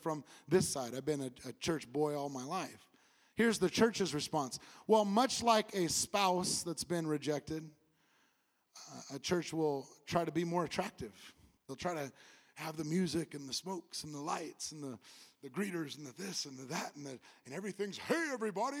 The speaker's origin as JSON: {"language": "English", "region": "California", "country": "United States", "moved": "as an adult", "lives_now": "Bible Belt, United States", "said": "I'm from California"}